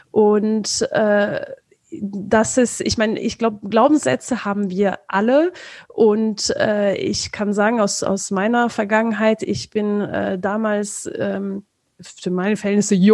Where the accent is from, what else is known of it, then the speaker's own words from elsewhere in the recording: France; ich komme ursprünglich aus Frankreich.